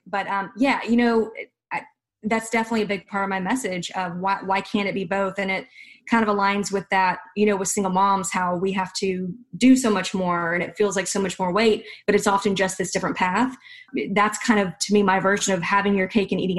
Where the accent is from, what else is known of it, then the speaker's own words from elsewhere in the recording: the South, United States; I'm from the South